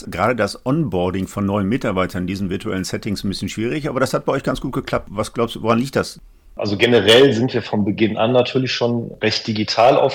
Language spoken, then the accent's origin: German; Wuppertal, North Rhine-Westphalia, Germany; Ich bin auch gebürtiger Wuppertaler